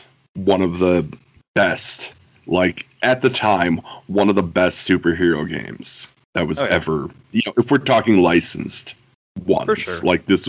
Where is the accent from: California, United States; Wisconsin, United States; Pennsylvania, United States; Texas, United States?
Wisconsin, United States; my home state of Wisconsin.